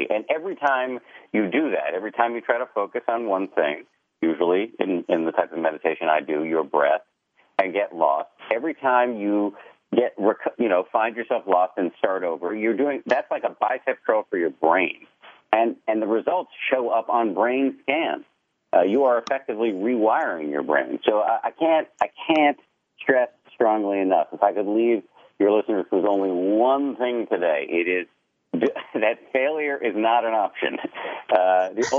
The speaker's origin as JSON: {"language": "English", "region": "Massachusetts", "country": "United States", "tie": "born or raised there"}